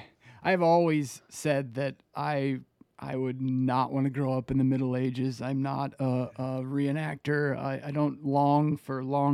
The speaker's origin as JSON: {"language": "English", "region": "Pennsylvania", "country": "United States", "tie": "born or raised there", "said": "growing up in Pennsylvania, you still see the skeletons of it everywhere, right? You know, Pittsburgh is just littered with old steel mills."}